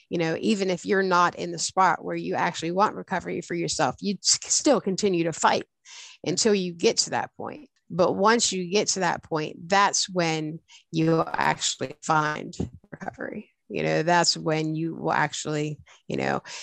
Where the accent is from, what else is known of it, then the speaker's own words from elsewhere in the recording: Pennsylvania, United States; moved away as an adult; now in West Virginia, United States; We were about a half hour away from my hometown